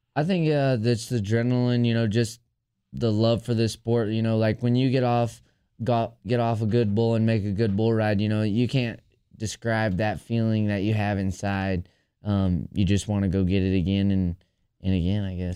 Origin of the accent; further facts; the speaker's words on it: Geneseo, New York, United States; now in Sulphur Springs, United States; I'm from actually upstate New York, and I live in Sulphur Springs, Texas now